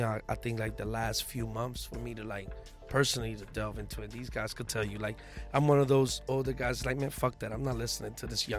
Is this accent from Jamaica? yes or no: no; Puerto Rico; moved away; also born or lived in New York / Philadelphia; I was born in Puerto Rico, you know, have ties in New York and in Philly